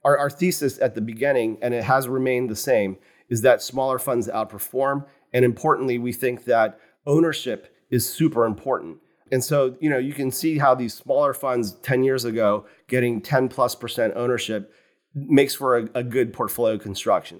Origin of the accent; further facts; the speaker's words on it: Morgantown, West Virginia, United States; moved away; I grew up in West Virginia. So a small university town just south of Pittsburgh, West Virginia